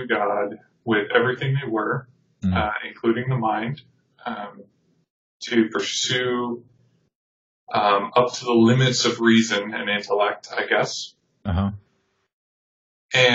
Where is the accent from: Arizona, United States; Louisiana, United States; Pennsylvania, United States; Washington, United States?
Arizona, United States; Tucson; coming back to my hometown. But when I came back, just a long series of events unfolded, and I ended up working with a ministry in Tucson